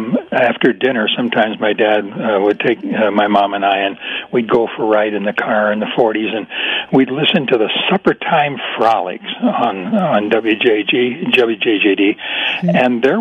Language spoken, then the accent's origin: English; Park Ridge, Illinois, United States; moved away as an adult; also born or lived in Seattle / Woodstock, Illinois; we just moved back to Chicago from Seattle. I was born and raised here in Park Ridge and lived here 55 years. Then I retired and moved to Seattle. We've been there for 26 years and just moved back.